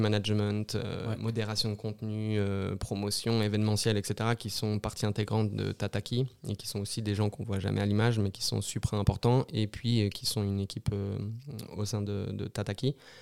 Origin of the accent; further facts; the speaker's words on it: Brittany, France; moved away as an adult; also born or lived in Paris / Lyon; now in Switzerland; je suis français, je suis breton, j'ai travaillé à France Télévisions à Paris